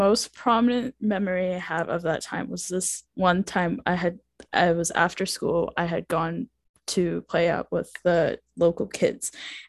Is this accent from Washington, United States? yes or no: yes; Washington, United States; accent: American; also born or lived in Maharashtra, India / Boston; I was born in the state of Maharashtra in India in 2003, and then now I have been living in Washington for over 8 years or so. I haven't been here consecutively